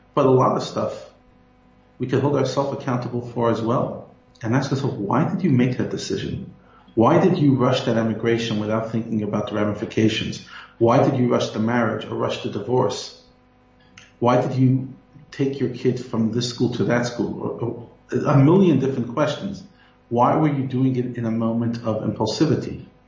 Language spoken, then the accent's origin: English; United States; moved away as an adult; now in South Africa; although American by birth, I'm South African by choice. And I consider one of the greatest gifts of Hashem to me and my family is to be able to already be living here for 11 years